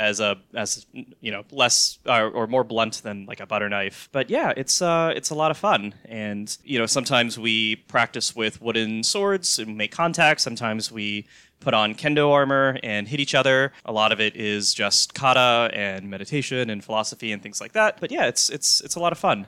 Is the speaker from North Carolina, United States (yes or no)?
yes; North Carolina, United States; moved away; I'm originally from North Carolina